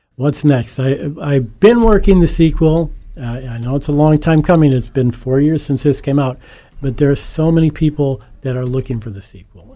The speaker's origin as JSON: {"language": "English", "town": "Scranton", "region": "Pennsylvania", "country": "United States", "tie": "born or raised there", "said": "born and raised in Scranton, uh, one of eight children of educated in the Scranton School District and went to the University of Scranton"}